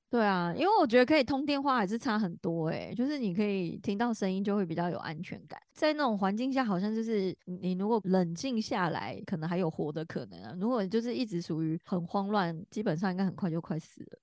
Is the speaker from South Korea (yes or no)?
no; Taichung, Taiwan; 我是台中人啊